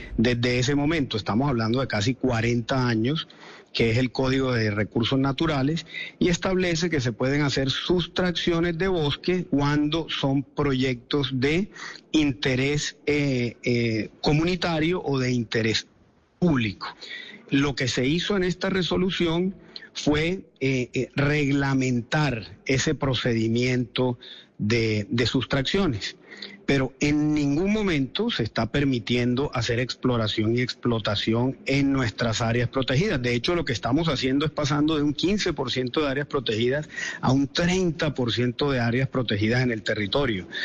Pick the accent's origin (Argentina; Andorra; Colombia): Colombia; nosotros como colombianos